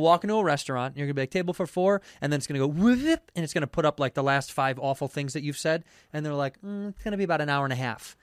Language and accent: English; Chicago, Illinois, United States; Chicago, my hometown